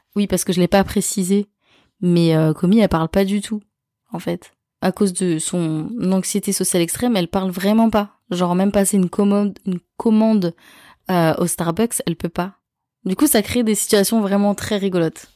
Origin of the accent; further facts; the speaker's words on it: France; chez nous en France